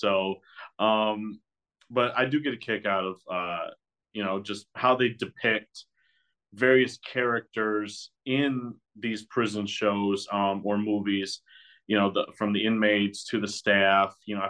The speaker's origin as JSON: {"language": "English", "region": "Michigan", "country": "United States", "said": "I'm from Michigan, southern Michigan."}